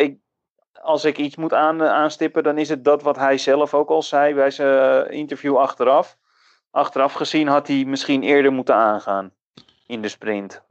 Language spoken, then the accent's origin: Dutch; Netherlands; als Nederlander